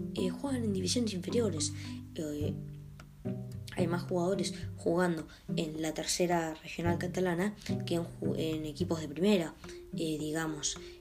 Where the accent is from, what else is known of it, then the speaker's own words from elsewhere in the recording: Argentina; siendo argentino.